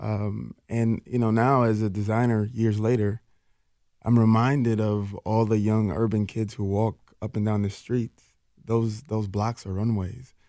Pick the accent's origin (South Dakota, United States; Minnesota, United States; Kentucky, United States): Minnesota, United States; Minneapolis; also born or lived in Jackson, Mississippi; I'm a kid from North Minneapolis